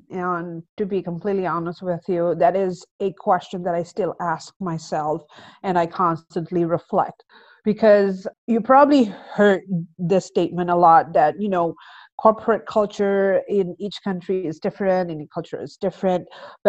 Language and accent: English; Indonesia; moved away as an adult; now in South Korea; Growing up in Indonesia, I grew up in Indonesia, and my background was slightly different than most of Indonesians. My father was Indian, and my mother was half Chinese, half Indonesian.